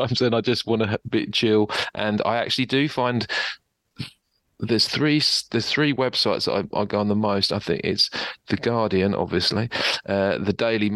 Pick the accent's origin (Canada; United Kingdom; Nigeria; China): United Kingdom; South East England; now in Australia; growing up in Southeast England